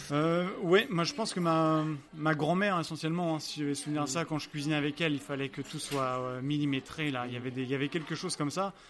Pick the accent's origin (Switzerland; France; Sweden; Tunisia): France; Angers, Pays de la Loire; moved away as an adult; now in Oslo, Norway; je suis euh, français, je suis né à Angers, à Angers dans les, euh, les pays de la Loire.